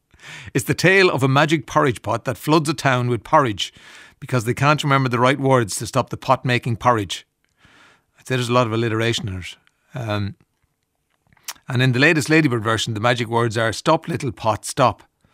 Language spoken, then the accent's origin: English; Ireland; Yeah, well, because we're Irish, you know, and you go up and you don't know who's behind the counter